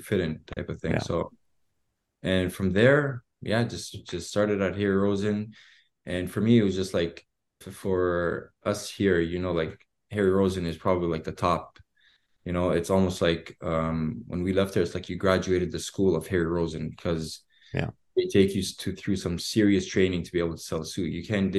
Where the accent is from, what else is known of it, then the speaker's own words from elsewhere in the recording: Edmonton, Alberta, Canada; born there; so I was born in Edmonton. And when I came back to Canada